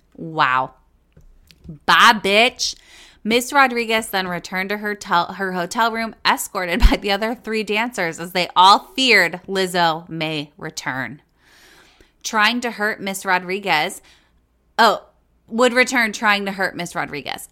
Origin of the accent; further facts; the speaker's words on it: California, United States; moved away as an adult; now in Minnesota, United States; I'm actually technically born and bred in California